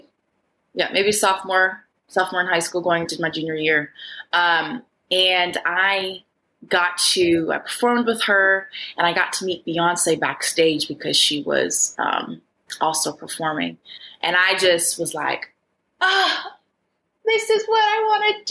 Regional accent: Minneapolis, Minnesota, United States; moved away as an adult; now in Los Angeles, United States; I'm originally from Minneapolis, Minnesota, but I reside now in Los Angeles, California

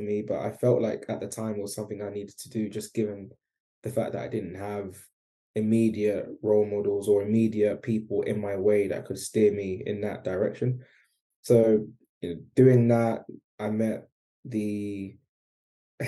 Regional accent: London, United Kingdom; I grew up in East London

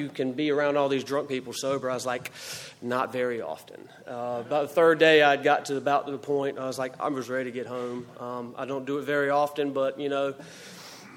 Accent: Greenville, North Carolina, United States; moved away as an adult; now in Greensboro, United States; I grew up in Greenville, North Carolina, and I lived there until February 25th of 2008 when I came to Greensboro

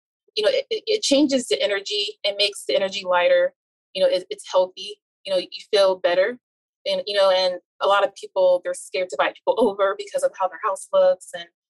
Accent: United States; especially, you know, I'm Nigerian American, you know, and we're already ingrained as little to become successful

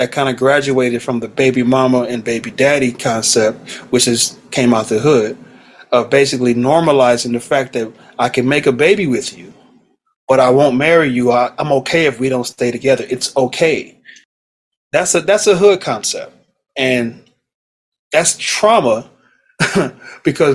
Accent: Los Angeles, California, United States; born and raised in South Central LA.

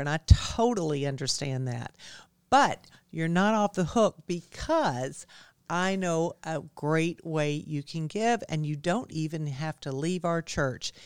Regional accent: DeKalb County, Georgia, United States; also born or lived in Virgin Islands / Hilton Head, South Carolina; I'm from DeKalb County

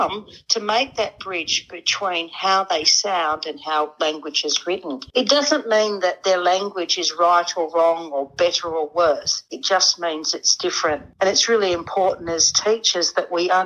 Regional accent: Perth, Western Australia, Australia; first language English; I grew up in Perth

